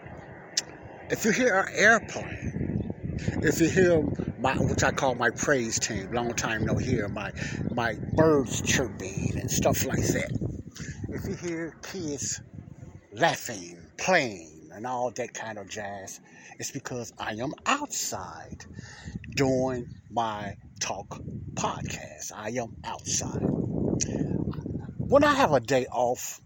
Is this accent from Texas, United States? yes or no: no; Chicago, Illinois, United States; I'm outside in my hometown, Ada Park, here in Chicago